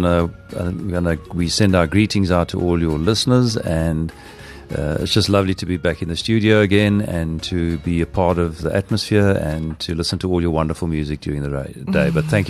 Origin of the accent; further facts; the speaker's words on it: Nelspruit, Mpumalanga, South Africa; Okay, so in Nelspruit, and we were born and bred in Nelspruit. This is where our roots are, and we will never move from Nelspruit. We love the Laeveld.